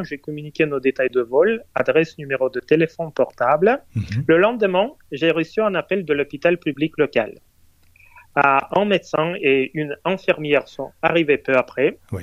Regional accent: Moscow, Russia; moi, je suis né et élevé à Moscou

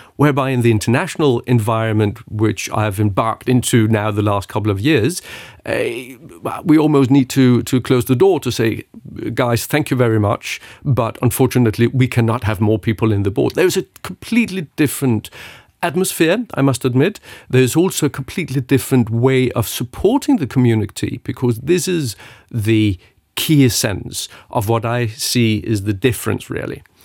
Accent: Luxembourg; born or raised there

